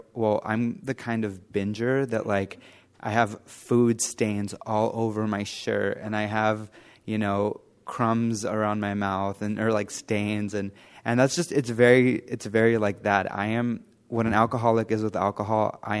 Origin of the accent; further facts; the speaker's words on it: Los Angeles, California, United States; I grew up in the San Fernando Valley near Los Angeles, and I had my mom.